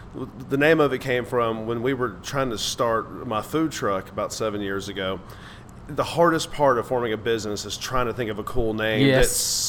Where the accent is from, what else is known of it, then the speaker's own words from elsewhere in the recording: Dallas, Texas, United States; born there; I was born in Dallas.